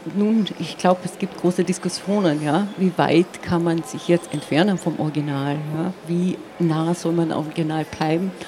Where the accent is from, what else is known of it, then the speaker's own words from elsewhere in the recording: Eisenkappel, Carinthia, Austria; first language Slovene; German is a second language; moved away; also born or lived in United States; ich bin zweisprachig aufgewachsen, wobei ich auch sagen müsste, zu den Zeiten, als ich geboren wurde, war eigentlich die, dieses Tal, wo ich geboren wurde, im Prinzip slowenisch